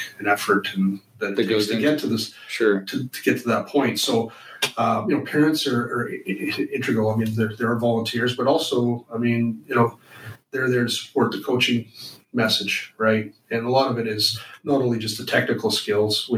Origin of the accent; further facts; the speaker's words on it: the Interior, British Columbia, Canada; moved away; also born or lived in Vancouver Island; growing up in my hometown up in the interior